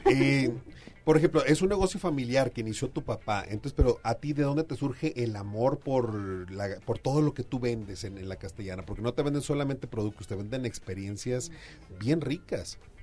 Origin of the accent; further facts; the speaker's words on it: Sonora, Mexico; yo soy allá de Sonora